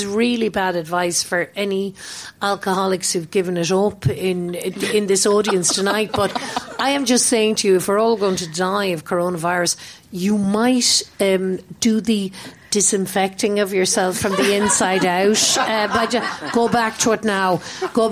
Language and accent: English; Ireland; moved away as an adult; now in London, United Kingdom; I grew up in Ireland, although I've lived away from there for so many decades